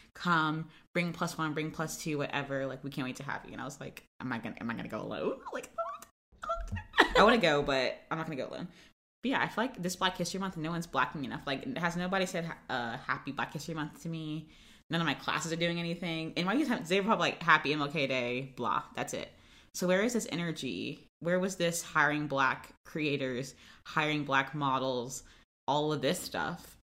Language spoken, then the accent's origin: English; Florida, United States; I'm from Florida